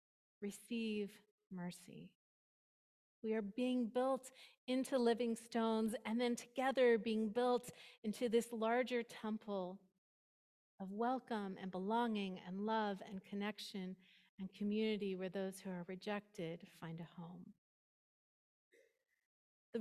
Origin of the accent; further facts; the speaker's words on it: East Bay, California, United States; moved away as an adult; also born or lived in Bend, Oregon; now in San Francisco Peninsula, United States; I was from the East Bay